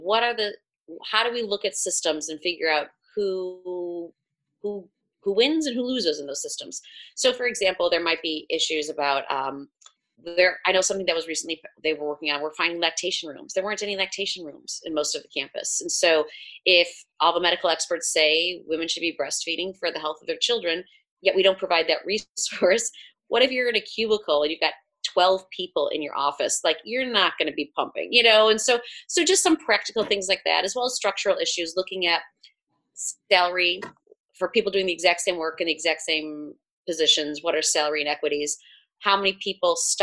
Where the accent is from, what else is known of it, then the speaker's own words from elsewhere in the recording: Chicago, Illinois, United States; moved away as an adult; now in Louisville, United States; I'm from Chicago